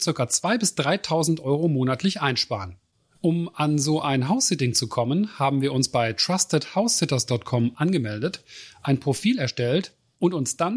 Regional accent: Germany; Schließlich kommen wir als Deutsche auch sehr gut mit unseren holländischen Nachbarn zurecht.

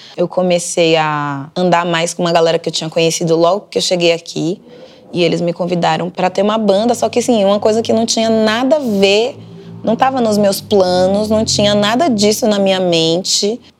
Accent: Camaçari, Bahia, Brazil; moved away as an adult; also born or lived in Candeias, Bahia; now in São Paulo, Brazil; Eu sou baiana, nasci numa cidade chamada Candeias e fui criada numa cidade chamada Camaçari

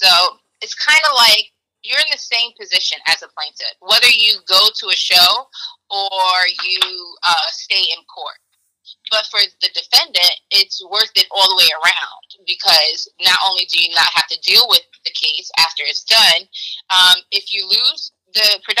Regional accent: New York City, New York, United States; Sorry, but like, I'm a New Yorker, you know.

